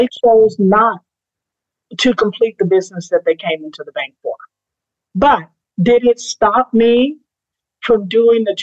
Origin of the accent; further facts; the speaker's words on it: Eutaw, Alabama, United States; I was brought up in Utah, Alabama